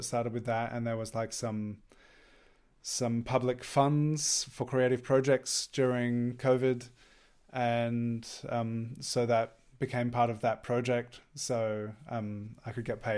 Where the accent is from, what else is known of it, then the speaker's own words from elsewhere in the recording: Australia; moved away as an adult; now in Germany; I've been living here over 10 years. I'm originally from Australia